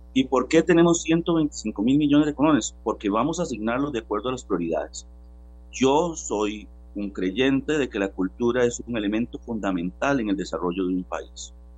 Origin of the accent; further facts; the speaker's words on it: Costa Rica; como costarricenses